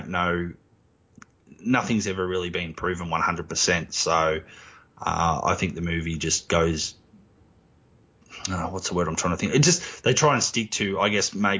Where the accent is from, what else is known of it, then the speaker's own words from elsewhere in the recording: Australia; I'm Australian and I'm from the country where it happened.